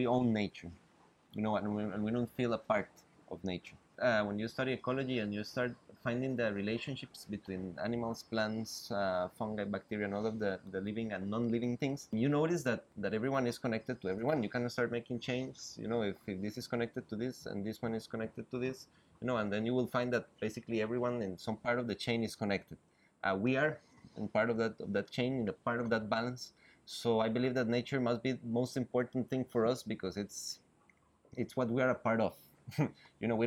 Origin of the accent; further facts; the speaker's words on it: South Pacific region of Costa Rica, Puntarenas, Costa Rica; now in San José, Costa Rica; I was born in San Jose City, but actually I grew up in the South Pacific region of Costa Rica